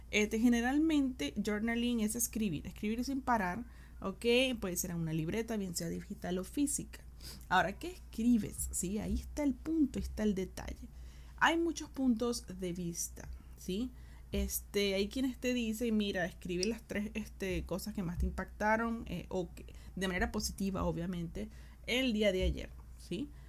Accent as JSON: {"language": "Spanish", "country": "Venezuela", "also_born_or_lived": "Argentina", "moved": "yes", "lives_now": "Chile", "said": "Yo soy venezolana, yo vivo en Chile, o sea, decir, ya he vivido en Argentina, vivo mucho, puedo mañana llegar a vivir en otro lado."}